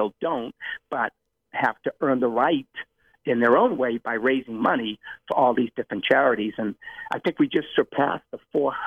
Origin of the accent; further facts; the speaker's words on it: Medford, Massachusetts, United States; I opened up a running center in my hometown of Medford